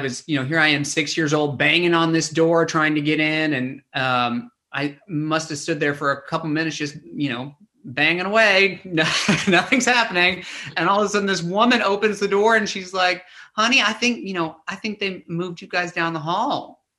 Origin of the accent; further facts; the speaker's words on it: Tennessee, United States; Well, I mean, like I said, I grew up in Tennessee